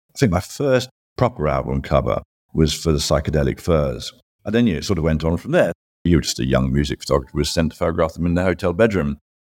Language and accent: English; United Kingdom; growing up in Britain